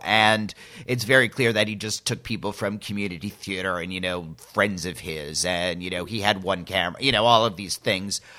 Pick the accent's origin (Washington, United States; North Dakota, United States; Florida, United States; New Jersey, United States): New Jersey, United States; Northern; I'm from New Jersey and I work these kind of jobs